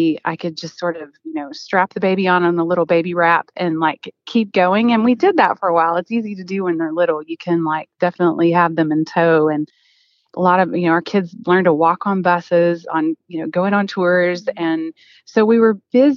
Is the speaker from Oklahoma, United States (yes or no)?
yes; Oklahoma, United States; I'm originally from Oklahoma